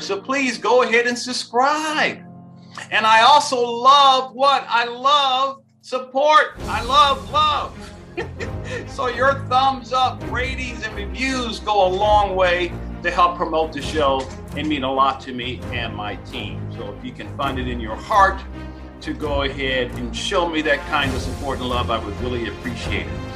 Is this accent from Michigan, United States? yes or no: yes; Detroit, Michigan, United States; I grew up in Detroit, Michigan, back in the proud days of Motown music